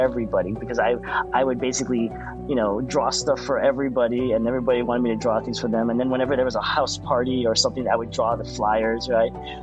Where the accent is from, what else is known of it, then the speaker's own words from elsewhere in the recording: Orange County, California, United States; growing up in Orange County